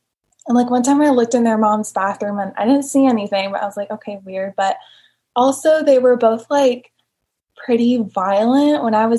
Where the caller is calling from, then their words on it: Austin, Texas, United States; I'm calling from Austin, Texas.